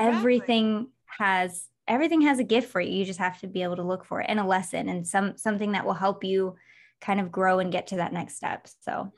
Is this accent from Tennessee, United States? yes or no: no; Michigan, United States; also born or lived in Los Angeles; now in Las Vegas, United States; I'm from Michigan, but lived in L A for twelve years